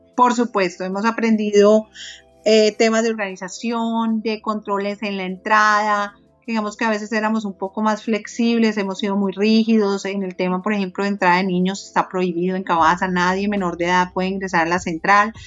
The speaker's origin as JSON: {"language": "Spanish", "country": "Colombia", "said": "como colombianos"}